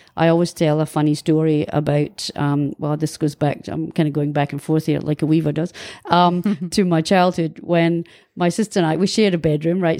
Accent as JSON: {"language": "English", "town": "Kirriemuir", "region": "Scotland", "country": "United Kingdom", "tie": "born or raised there", "also_born_or_lived": "Dundee", "moved": "as an adult", "lives_now": "New Zealand", "said": "I was born in Dundee in nineteen sixty-three, and I lived for the first eighteen years of my life in a small town called Kirriemuir"}